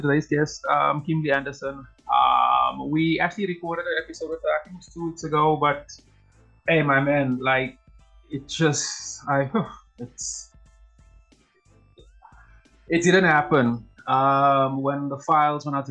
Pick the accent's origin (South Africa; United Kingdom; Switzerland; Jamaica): South Africa; I'm a South African